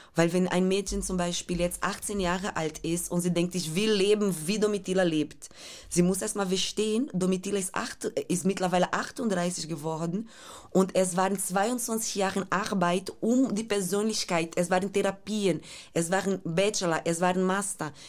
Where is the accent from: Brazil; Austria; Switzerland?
Brazil; German is a second language; moved away; diese Favela, wo ich aufgewachsen bin